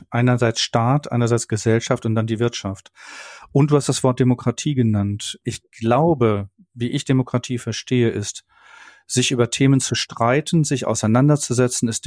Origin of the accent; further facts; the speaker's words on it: North Rhine-Westphalia, Germany; ich komme aus dem Ruhrgebiet, wir hatten in den 70er Jahren den, den Strukturwandel im Ruhrgebiet